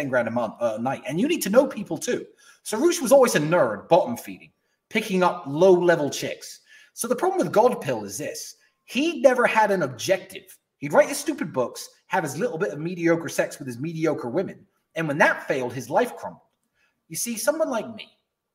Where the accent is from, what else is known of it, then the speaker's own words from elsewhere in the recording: Luton, East of England, United Kingdom; I grew up in Luton, which is a shithole in England